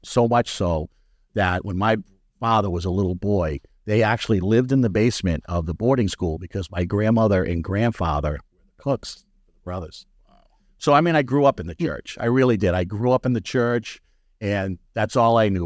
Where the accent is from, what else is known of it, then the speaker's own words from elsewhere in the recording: New England, United States; also born or lived in Florida; I went to Florida in the late 60s, came back from Florida in the early 70s, and I was a blonde headed, green eyed little kid. All right. And I was coming into New England at, I don't know, first grade, second grade